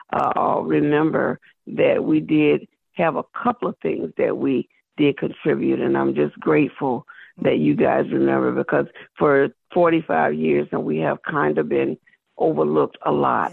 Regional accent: South Carolina, United States; I'm from South Carolina.

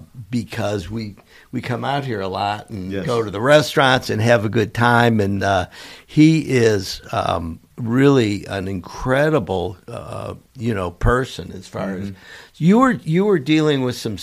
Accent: Cleveland, Ohio, United States; now in Florida, United States; I'm from Cleveland, Ohio, originally.

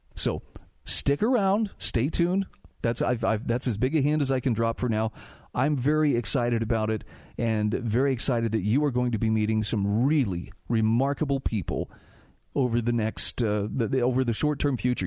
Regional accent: Utah, United States; my home state of Utah

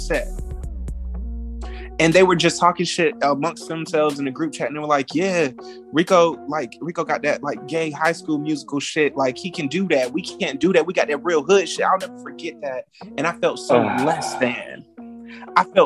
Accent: Fayetteville, North Carolina, United States; moved away as an adult; now in Atlanta, United States; before I moved from Fayetteville and moved to Atlanta for Chasing Atlanta

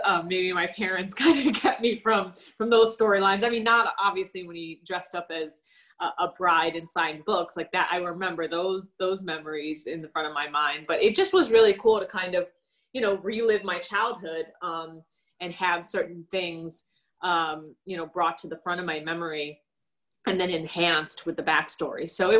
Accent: Chicago, Illinois, United States; I grew up in Chicago

